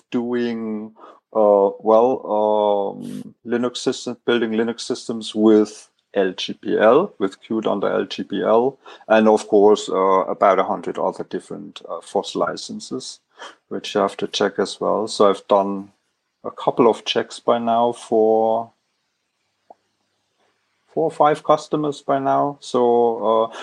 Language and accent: English; Southern Bavaria, Germany; from Southern Bavaria.